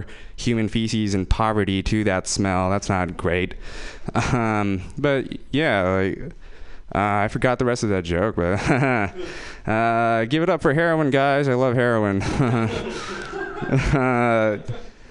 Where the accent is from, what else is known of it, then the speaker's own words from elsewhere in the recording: Fremont, California, United States; I'm from Fremont